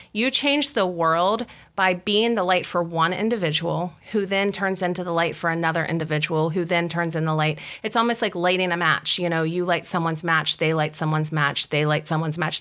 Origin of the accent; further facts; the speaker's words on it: West Virginia, United States; moved away as an adult; I'm from West Virginia. We didn't have a Wegmans.